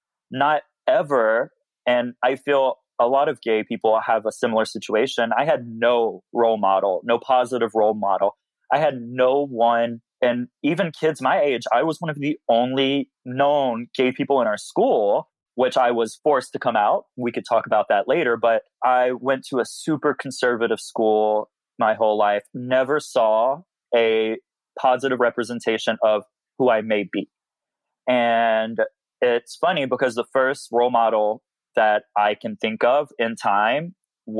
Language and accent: English; Simmesport, Louisiana, United States; moved away as an adult; now in Houston, United States; I'm from Simsport, Louisiana, specifically Yellow Bayou.